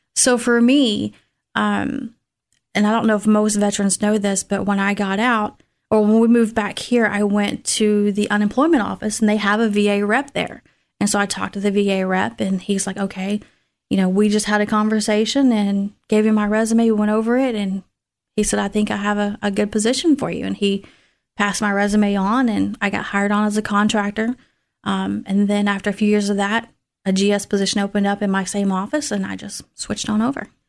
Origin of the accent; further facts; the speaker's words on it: Tullahoma, Tennessee, United States; moved away as an adult; now in Clarksville, United States; I'm originally from Tullahoma, Tennessee